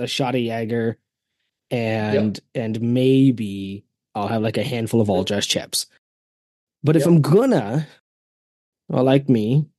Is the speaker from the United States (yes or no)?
no; Canada; As a Canadian